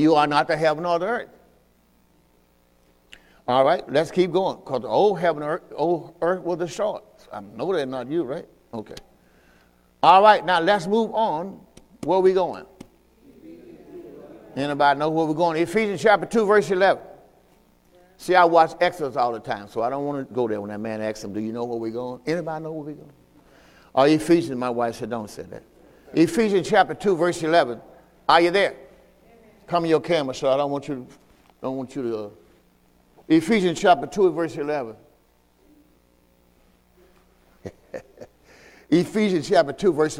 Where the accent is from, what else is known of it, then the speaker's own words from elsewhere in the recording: Mississippi, United States; moved away; I'm from Mississippi, too